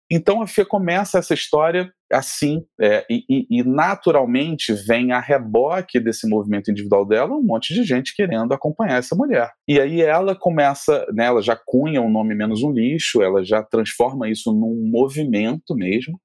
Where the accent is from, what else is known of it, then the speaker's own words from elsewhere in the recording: Rio de Janeiro, Brazil; como boa carioca que somos